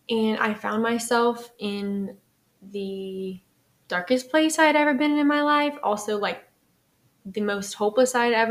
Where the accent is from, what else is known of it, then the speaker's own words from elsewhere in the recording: Lafayette, Louisiana, United States; So I'm from Lafayette. I was raised in a religious home